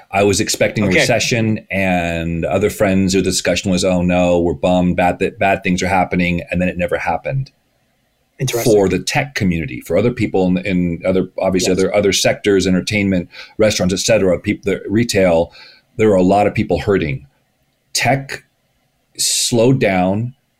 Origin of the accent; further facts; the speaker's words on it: United States; also born or lived in Canada; as an American, the perspective of living in both countries, having multiple cross-border companies. I'm in Canada.